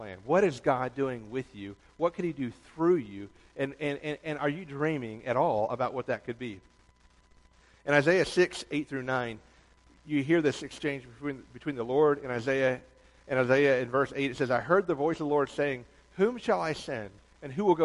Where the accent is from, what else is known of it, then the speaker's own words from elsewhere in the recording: Toledo, Ohio, United States; also born or lived in Atlanta, Georgia; now in New York, United States; I was born in Toledo, Ohio. My dad worked for the railroad. When they went under in the 80s, going bankrupt, he went south looking for work. His first job when we moved to Atlanta